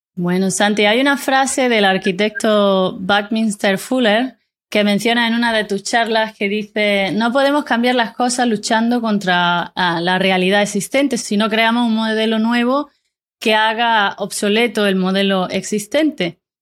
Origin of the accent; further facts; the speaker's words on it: Spain; moved away; estoy transmitiendo este podcast a 17.000 kilómetros de distancia de mi tierra